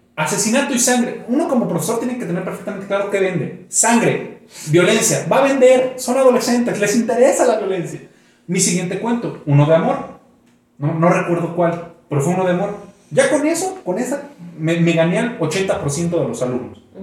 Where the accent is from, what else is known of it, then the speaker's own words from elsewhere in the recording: Mexico; yo di clases un tiempo en mi pueblo, Tenen York